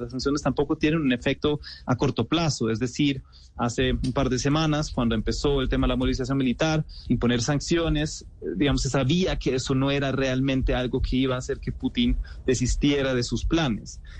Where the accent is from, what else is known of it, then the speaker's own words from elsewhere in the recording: Germany; siendo alemán